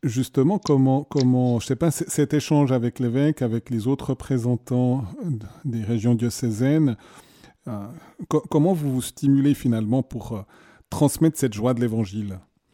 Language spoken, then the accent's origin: French; Neuchâtel, Switzerland; je suis Neuchâtelois.